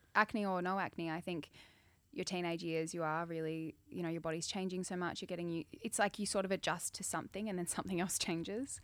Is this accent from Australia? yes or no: yes; Adelaide, South Australia, Australia; I grew up in Adelaide